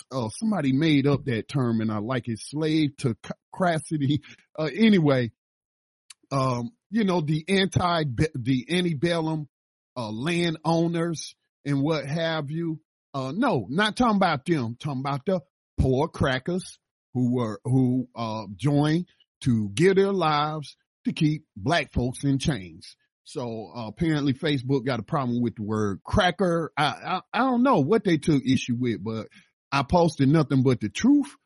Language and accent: English; the South, United States; moved away; I lived in the South. I was born in the South